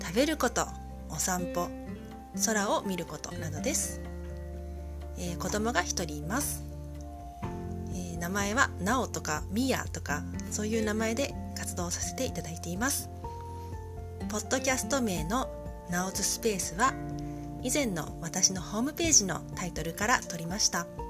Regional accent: Yokohama, Kanagawa, Japan; now in Tokyo, Japan; 私は日本の神奈川県横浜市出身今は東京に住んでいます

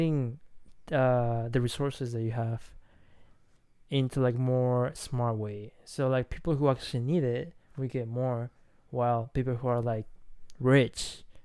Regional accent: Chiba, Japan; I'm from Chiba, yeah.

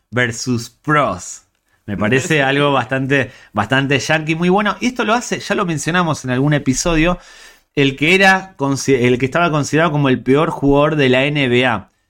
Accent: Spain; Soy español, somos españoles

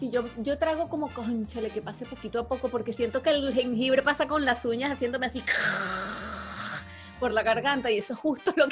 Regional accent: Villa de Cura, Aragua, Venezuela

